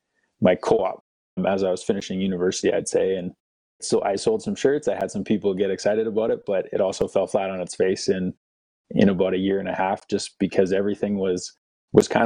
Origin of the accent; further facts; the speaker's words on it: Winnipeg, Manitoba, Canada; moved away as an adult; also born or lived in North Dakota / Lethbridge, Alberta / Louisiana / Calgary; I grew up in Winnipeg, Manitoba.